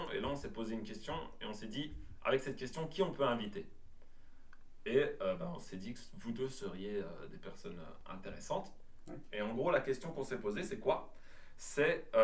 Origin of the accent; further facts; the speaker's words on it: Belgium; on est belge, en tout cas dans les papiers, nationalité belge, mais on a une double nationalité, une double culture.